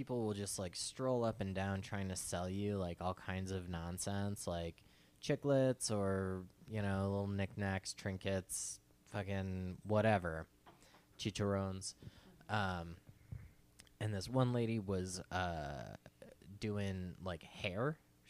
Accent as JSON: {"language": "English", "town": "Phoenix", "region": "Arizona", "country": "United States", "tie": "born or raised there", "said": "Growing up in Phoenix, our family, like I come from like a moderately wealthy family"}